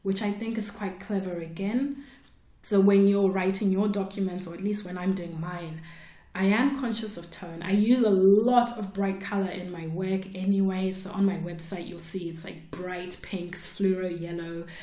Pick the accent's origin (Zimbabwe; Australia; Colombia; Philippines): Zimbabwe; moved away; she lived in Zimbabwe, where I grew up.